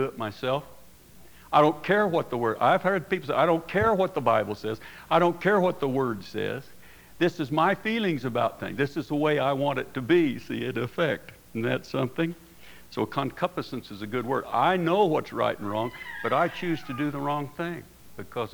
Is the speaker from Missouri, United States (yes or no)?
no; Oklahoma, United States; now in Casper, United States; I grew up in Oklahoma during the the Prohibition days